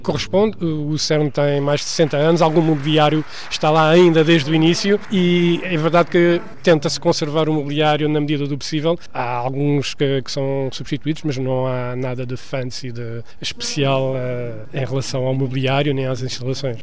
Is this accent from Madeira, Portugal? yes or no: no; Moita, Setúbal, Portugal; moved away as an adult; also born or lived in Geneva, Switzerland; quando era pequenino na Moita